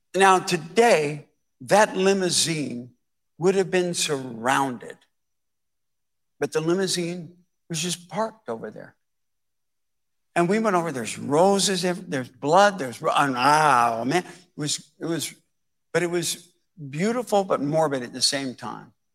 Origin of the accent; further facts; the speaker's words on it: Dallas, Texas, United States; I grew up in Dallas